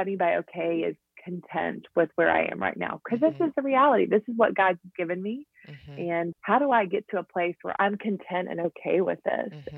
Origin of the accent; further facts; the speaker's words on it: Jackson, Tennessee, United States; moved away as an adult; also born or lived in Kanakuk, Missouri / Nashville, Tennessee; I'm originally from Jackson, Tennessee, which is about two hours from Nashville.